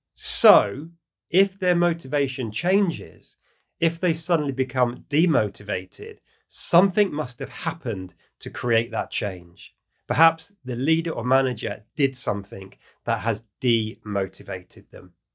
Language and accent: English; United Kingdom; in the UK, my home country